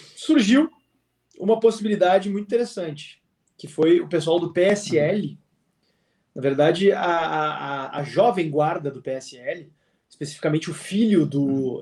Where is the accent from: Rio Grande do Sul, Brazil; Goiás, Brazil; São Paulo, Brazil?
Rio Grande do Sul, Brazil; also born or lived in Porto Alegre; como bom gaúcho